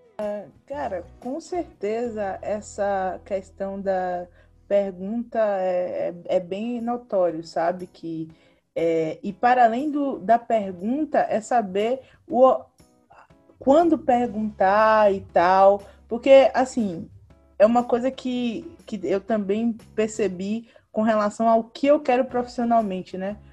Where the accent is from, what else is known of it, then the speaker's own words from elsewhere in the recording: Bahia, Brazil; moved away as an adult; now in Ceará, Brazil; vim da Bahia, é, estudei na UFBA